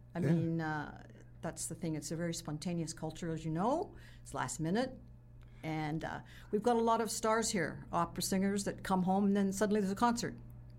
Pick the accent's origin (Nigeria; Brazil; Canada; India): Canada; moved away as an adult; also born or lived in Toronto; now in Mazatlán, Mexico; I'm Canadian.